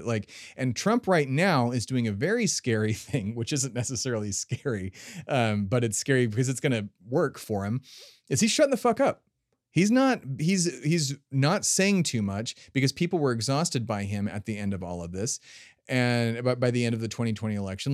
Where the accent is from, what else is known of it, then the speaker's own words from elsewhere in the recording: United States; I'm an American